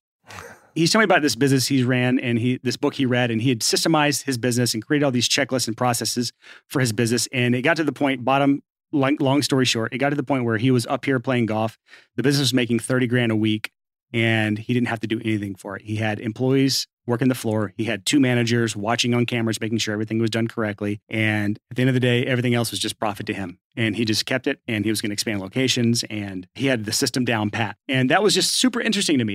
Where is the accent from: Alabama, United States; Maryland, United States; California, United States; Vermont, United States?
Alabama, United States; Athens; moved away as an adult; also born or lived in Lacey Springs, Alabama; now in Nashville, United States; I was from Athens, Alabama originally